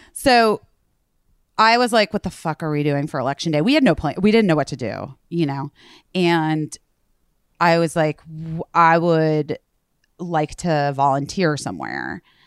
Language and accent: English; Arizona, United States; now in New York, United States; I'm from Arizona